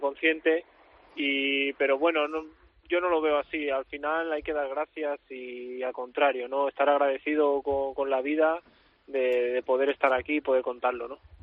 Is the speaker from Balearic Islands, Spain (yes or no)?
no; Catalonia, Spain; mi pueblo